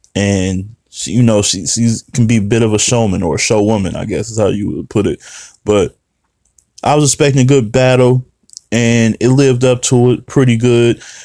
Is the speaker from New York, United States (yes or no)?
no; Detroit, Michigan, United States; I'm from Detroit.